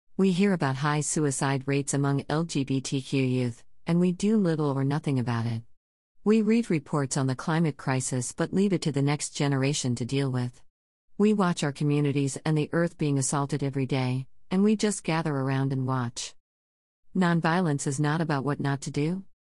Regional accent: Japan; My home country of Japan

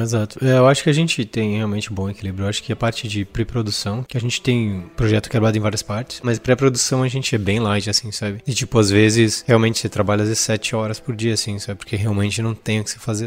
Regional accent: Brazil; eu cresci em Concorde

